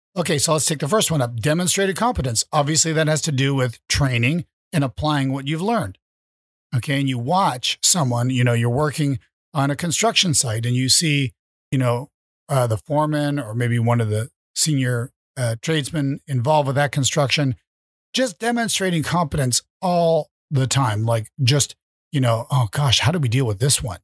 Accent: Vermont, United States; I was raised in Vermont

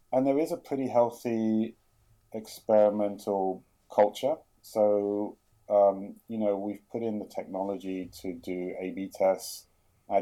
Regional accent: London, United Kingdom; moved away as an adult; also born or lived in Jerusalem, Israel / New York, United States; now in Sydney, Australia; I grew up in London, which you probably tell by the accent, but we actually spent 10 years in Israel

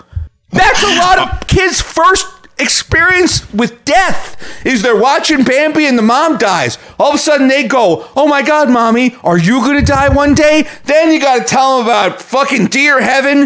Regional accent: New York, United States; as a New Yorker

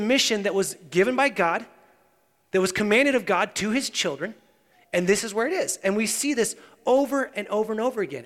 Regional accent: United States; we as American Christians

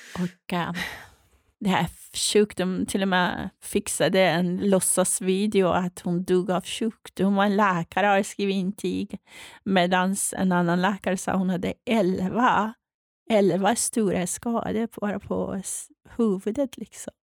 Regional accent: Iran; now in Sweden; jag är född och uppvuxen i Iran

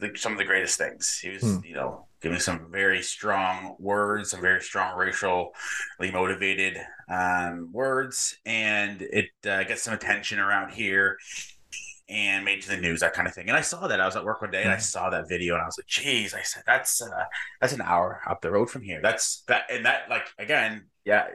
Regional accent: New Brunswick, Canada; I live in eastern part of Canada in New Brunswick. And I am a faithful follower of Jesus. I love God. I've been a believer for, I guess, 6 or so years now. Most of my day is taken up by being the director of strategy and business development at a marketing agency here in my hometown.

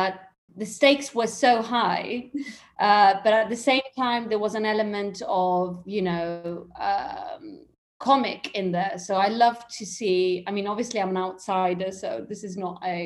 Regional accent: England, United Kingdom; accent: slight British; moved away as an adult; also born or lived in London / Italy; now in Rome, Italy; I'm half English, half Italian. That's why maybe you might hear a slight British accent there.

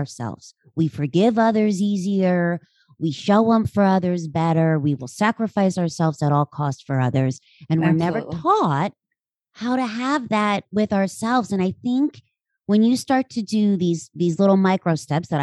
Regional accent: Central Pennsylvania, United States; I am from Central PA

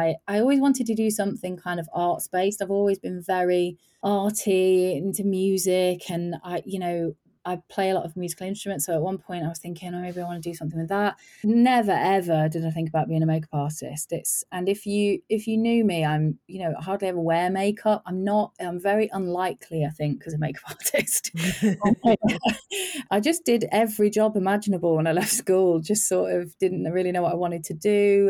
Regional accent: Midlands, United Kingdom; And you know, I grew up in the Midlands, like towards the north of England

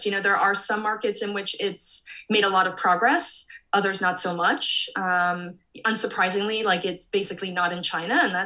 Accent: Canada; I'm from Canada

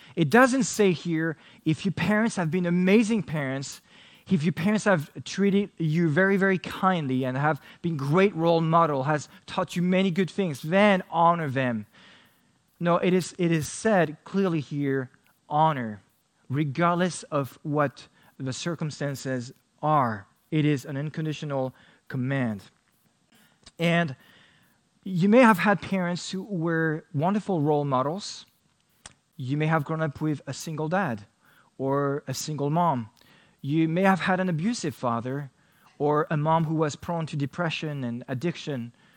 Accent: France; I only grew up with one sibling and uh, my father in France

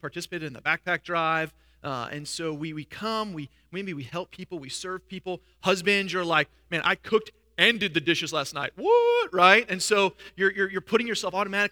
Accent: New York, United States; moved away as an adult; I was from New York

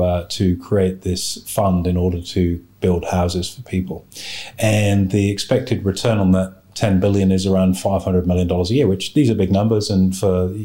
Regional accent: Australia

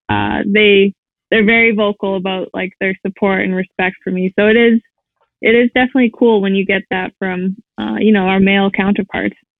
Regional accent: Saskatoon, Saskatchewan, Canada; I'm from Saskatoon, Saskatchewan

